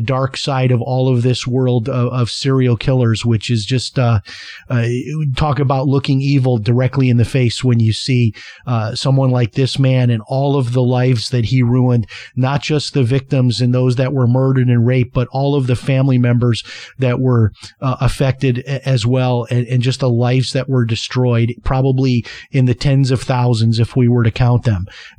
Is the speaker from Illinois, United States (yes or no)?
yes; Chicago, Illinois, United States; I mean, I remember growing up in Chicago, we left the house unlocked.